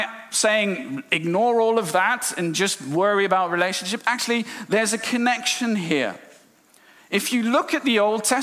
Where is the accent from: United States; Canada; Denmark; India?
India; moved away; I'm from India.